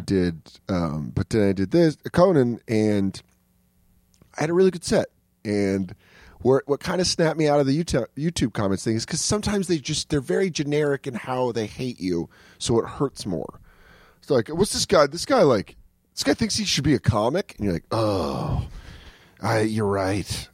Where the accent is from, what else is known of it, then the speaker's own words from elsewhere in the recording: Aurora, Colorado, United States; now in New York, United States; I grew up in Aurora